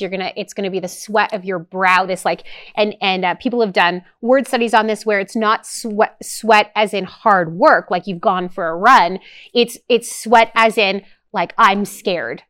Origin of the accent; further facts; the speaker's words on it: Canada; as a Canadian